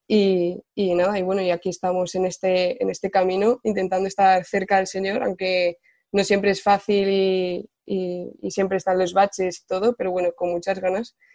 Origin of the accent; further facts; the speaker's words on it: Ciudad Real, Castilla-La Mancha, Spain; moved away as an adult; now in Valencia, Spain; vivo en Ciudad, o vivo en Valencia ya eh, ocho años, pero bueno, soy de Ciudad Real.